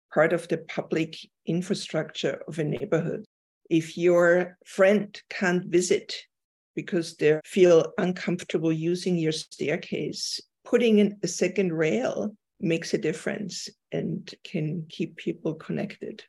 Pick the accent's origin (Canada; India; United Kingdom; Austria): Austria; moved away; I'm from Austria